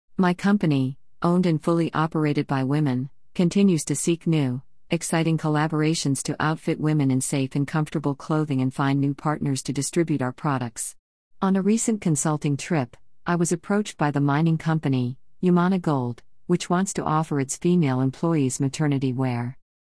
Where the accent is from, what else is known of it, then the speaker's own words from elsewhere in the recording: Sudbury, Ontario, Canada; Growing up in Sudbury, Ontario, mining is all around you